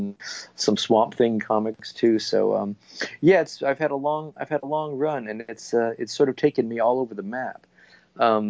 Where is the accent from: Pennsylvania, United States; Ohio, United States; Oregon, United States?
Oregon, United States; Portland; moved away as an adult; as a little kid growing up in Portland, Oregon